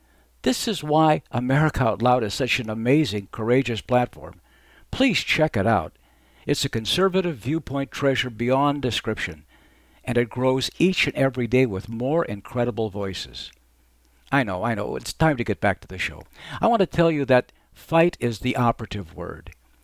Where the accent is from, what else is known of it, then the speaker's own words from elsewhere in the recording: Arizona, United States; As a young man growing up in Arizona